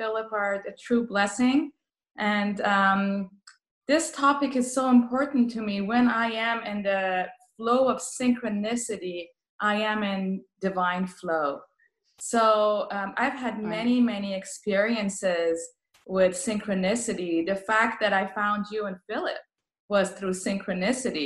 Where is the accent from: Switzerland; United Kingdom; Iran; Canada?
Iran; Tehran, Tehran Province; first language Persian; English is a second language; now in Hollister, United States; I came from Tehran to Hollister, California, doing palliative care